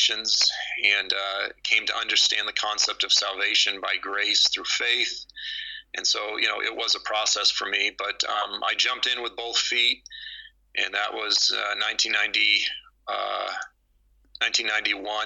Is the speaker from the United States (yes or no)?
yes; Boston, Massachusetts, United States; I was raised in Boston, and or south of Boston